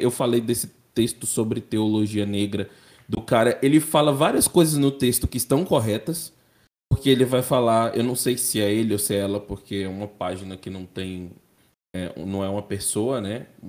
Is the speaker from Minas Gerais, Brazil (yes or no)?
yes; Teófilo Otoni, Minas Gerais, Brazil; Nasci em Teoflotone, Minas Gerais